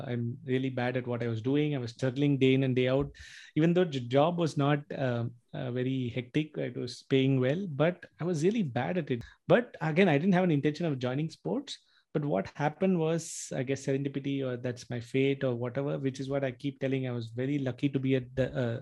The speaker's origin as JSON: {"language": "English", "town": "Chennai", "region": "Tamil Nadu", "country": "India", "tie": "born or raised there", "said": "it was in my hometown, it was in Chennai, I was living at home"}